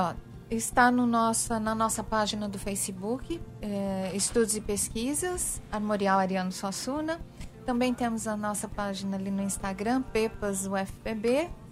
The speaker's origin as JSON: {"language": "Portuguese", "region": "São Paulo", "country": "Brazil", "moved": "yes", "lives_now": "Paraíba, Brazil", "said": "eu sou uma paulistana"}